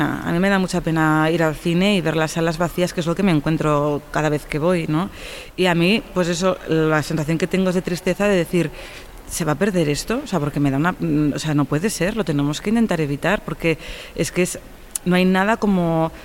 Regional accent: Catalonia, Spain; que se va a rodar en mi pueblo, en Norte de San Juan, en Tarragona

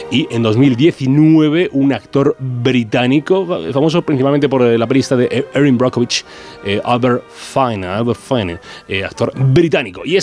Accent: Spain; que aquí llamamos eh, cargándonos toda la magia de la película, ¿qué ocurrió entre mi padre y tu madre? O sea, que revelando la historia, como siempre los españoles, ole, ole

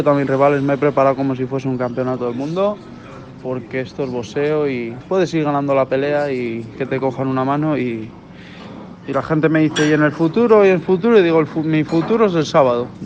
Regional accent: Argentina; Somos argentinos y los argentinos nos sobra de los huevos.

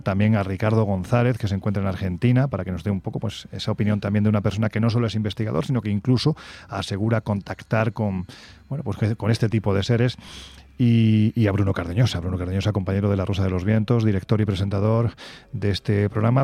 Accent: Jaén, Andalusia, Spain; recorriendo mi tierra Jaén estos días

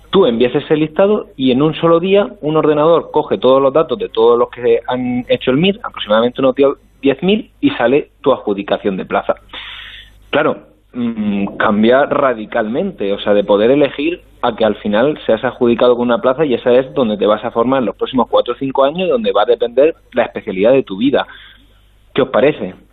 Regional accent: Murcia, Region of Murcia, Spain; yo que por ejemplo soy de Murcia y tenía pensado mejor irme a Murcia o cercano

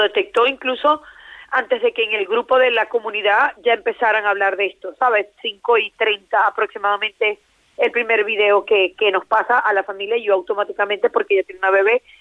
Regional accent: Venezuela; now in Valencia, Spain; soy venezolana, me vine cuando en Venezuela había muchas cosas

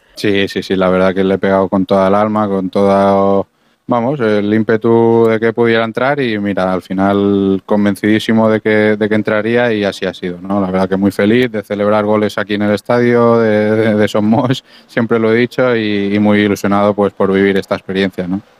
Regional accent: Mallorca, Balearic Islands, Spain; siendo mallorquín de la casa

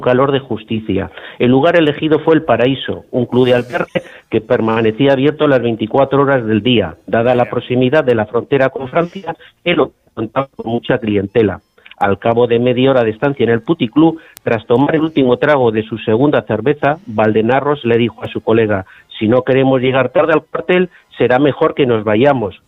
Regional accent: Logroño, La Rioja, Spain; vine destinado a, a, mi, a mi tierra, a, Logroño

